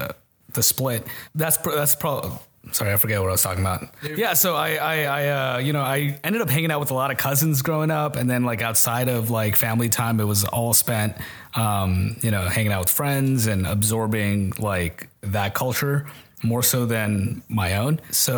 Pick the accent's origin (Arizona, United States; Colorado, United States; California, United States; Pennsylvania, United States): California, United States; Santa Ana; I grew up in Santa Ana, which was primarily Mexican.